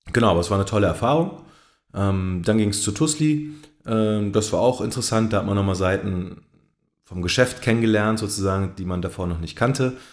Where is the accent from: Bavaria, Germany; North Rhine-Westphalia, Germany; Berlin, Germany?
Berlin, Germany; ich bin 34 Jahre alt, ich komme aus Berlin